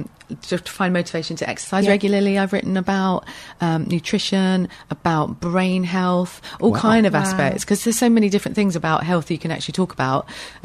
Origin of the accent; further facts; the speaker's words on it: Weybridge, South East England, United Kingdom; also born or lived in United States; My family had emigrated, had a few children there, and then came back. So I grew up in Weybridge.